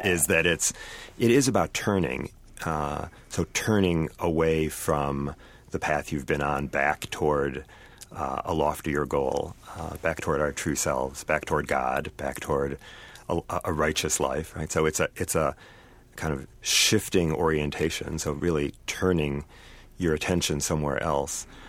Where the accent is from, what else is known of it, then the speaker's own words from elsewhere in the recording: Saint Paul, Minnesota, United States; grew up here in Saint Paul, uh, in a family that was very deeply Jewish